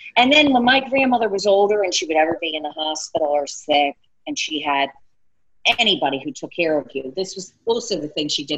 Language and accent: English; Philadelphia, Pennsylvania, United States; accent: South Philly; am from South Philly